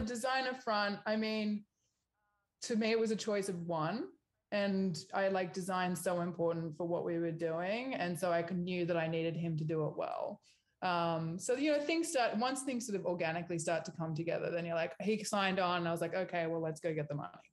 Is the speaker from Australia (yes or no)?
yes; Australia; moved away as an adult; also born or lived in New York; now in Los Angeles, United States; I'm Australian